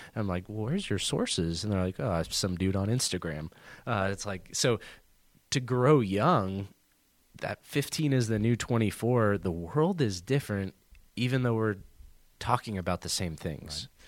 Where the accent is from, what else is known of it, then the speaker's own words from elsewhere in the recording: Southern California, United States; moved away as an adult; also born or lived in Arizona / Houston, Texas; now in Columbus, Indiana, United States; I grew up in Southern California